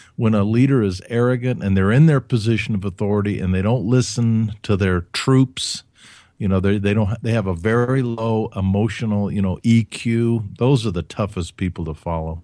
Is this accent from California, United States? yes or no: no; Huntsville, Alabama, United States; I grew up in Alabama, in Huntsville